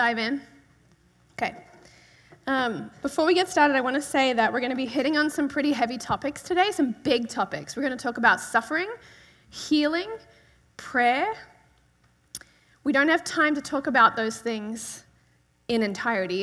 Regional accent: Australia; I'm from Australia.

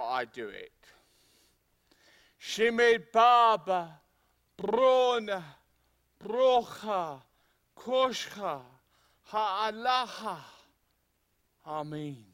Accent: England, United Kingdom; being English, it means I'm from a cold and wet country.

